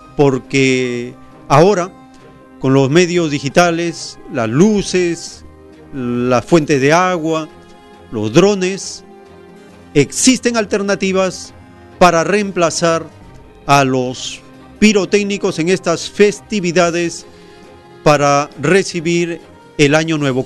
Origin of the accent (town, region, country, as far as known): Peru